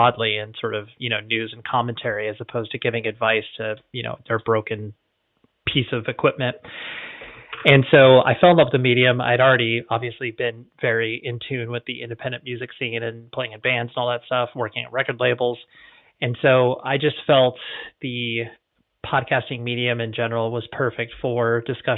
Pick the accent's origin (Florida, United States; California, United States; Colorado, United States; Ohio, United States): California, United States; Orange County, Southern; also born or lived in Las Vegas, Nevada; I've just always like Southern California, in particular the Orange County area. That's where I've cut my teeth and that's where I still live